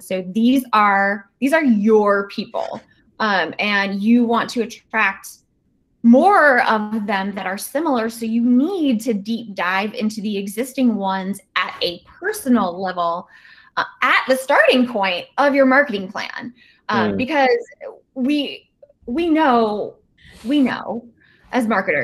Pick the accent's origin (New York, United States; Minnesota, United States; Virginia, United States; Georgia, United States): Virginia, United States; my home state of Virginia